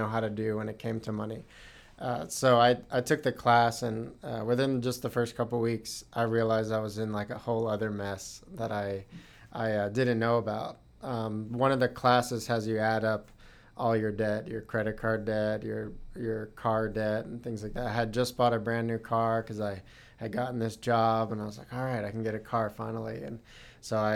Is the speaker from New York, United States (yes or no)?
no; Dallas, Texas, United States; moved away as an adult; also born or lived in Indiana; I'm originally from Texas, from the Dallas area